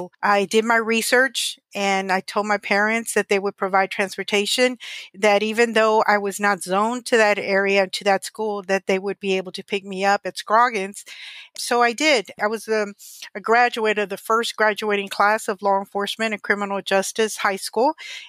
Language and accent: English; Monterrey, Nuevo León, Mexico; born there; I was born in Monterrey, Nuevo León, Mexico.